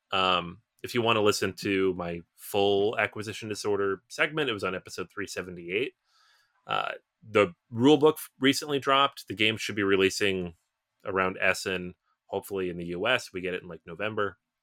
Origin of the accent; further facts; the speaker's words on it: Seattle, Washington, United States; moved away as an adult; I'm from the Pacific Northwest, I'm from Seattle, it's where I was born, I spent most of my time there until I was about twenty-three, twenty-four